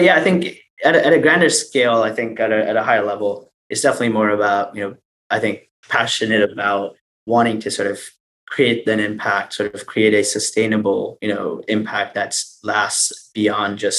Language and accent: English; India; I come from India